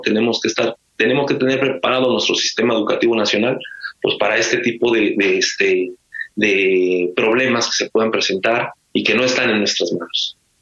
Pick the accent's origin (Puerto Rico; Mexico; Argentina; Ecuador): Mexico